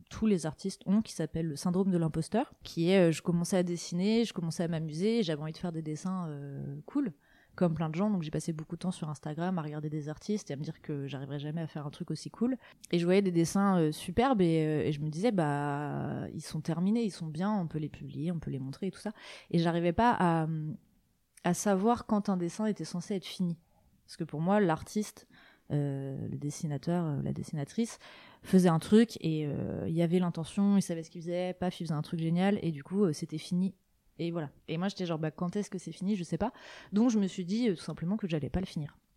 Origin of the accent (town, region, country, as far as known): Côtes-d'Armor, Brittany, France; born or raised there; also born or lived in Rennes